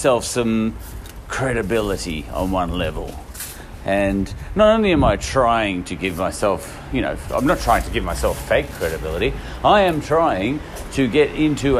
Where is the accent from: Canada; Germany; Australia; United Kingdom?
Australia; As an Australian